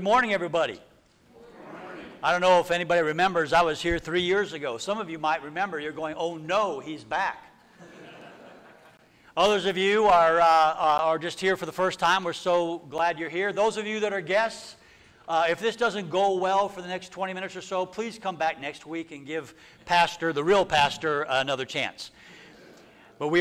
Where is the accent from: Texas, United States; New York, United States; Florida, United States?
Texas, United States; I was from Texas. Which I am.